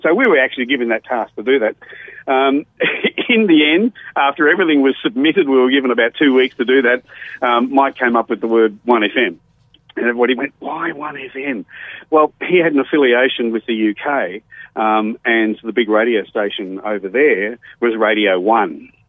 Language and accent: English; Goodna, Queensland, Australia; also born or lived in Blackpool, England / Penrith, Australia; came to Australia and grew up in a place called Goodna